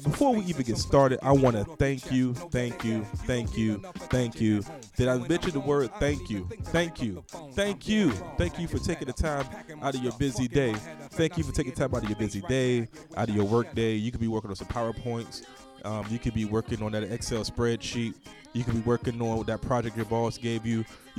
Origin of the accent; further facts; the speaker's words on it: Norfolk, Virginia, United States; moved away; my hometown